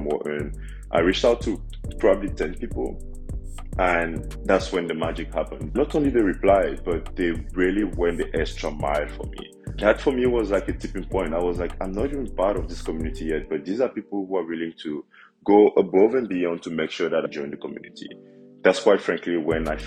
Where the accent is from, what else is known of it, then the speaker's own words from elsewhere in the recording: Cameroon; moved away as an adult; now in United States; Where I'm from Cameroon